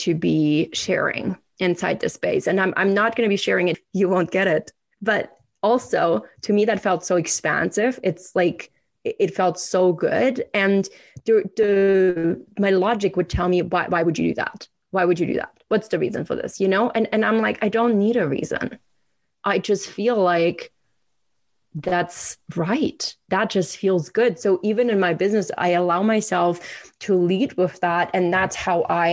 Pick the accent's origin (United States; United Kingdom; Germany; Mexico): Germany; moved away as an adult; now in Canada; I have lived the same amount of time in Canada than I did growing up in Germany